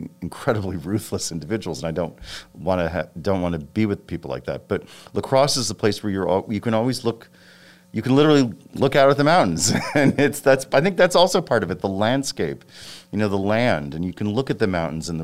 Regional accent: Westport, Connecticut, United States; also born or lived in New York City; I was born in New York City, and I grew up in a very, you know, kind of nice suburban community, which when I was growing up, it was called Westport, Connecticut

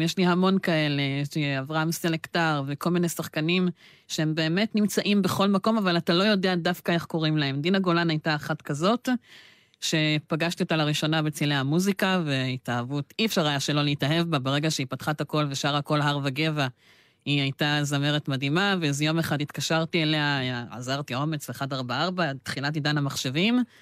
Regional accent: Be'er Tuvia Regional Council, Southern District, Israel; אני תושב מועצה אזורית באר טוביה

